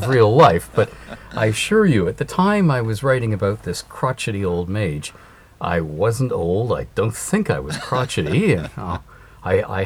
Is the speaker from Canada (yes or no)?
yes; Ontario, Canada; I have always lived in Canada, in the province of Ontario